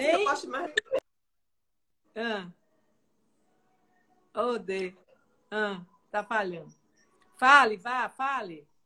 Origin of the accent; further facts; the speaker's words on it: Northeast Region, Brazil; Sou nordestina da Gema.